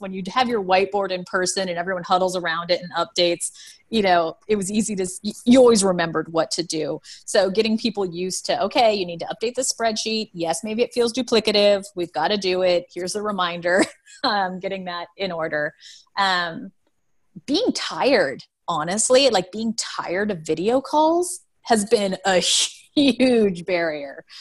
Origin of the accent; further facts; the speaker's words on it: Seattle, Washington, United States; I'm, I'm from Seattle